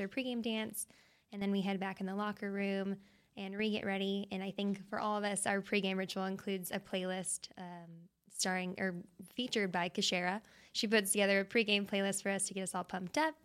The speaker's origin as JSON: {"language": "English", "town": "Tucson", "region": "Arizona", "country": "United States", "tie": "born or raised there", "moved": "as an adult", "lives_now": "Dallas, United States", "said": "Born and raised Tucson, went to college there, University of Arizona."}